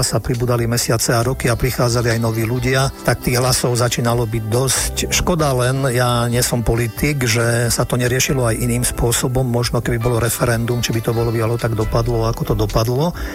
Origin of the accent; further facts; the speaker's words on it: Slovakia; ja som ten pocit, že som Slovák mal a mám.